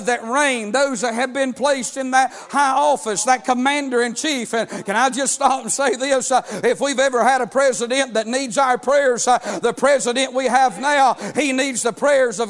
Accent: United States; As an American

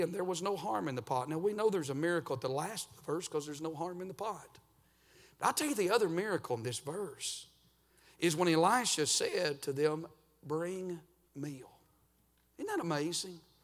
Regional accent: Georgia, United States; I'm actually from Georgia

